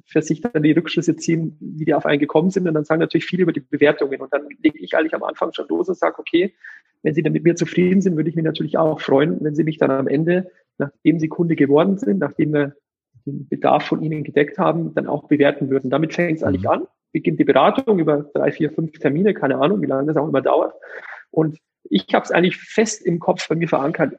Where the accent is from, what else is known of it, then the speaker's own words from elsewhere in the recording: Eichstätt, Bavaria, Germany; also born or lived in Munich; ich komme gebürtig aus der Region von Ingolstadt, aus Eichstätt. Das ist fast der Mittelpunkt von Bayern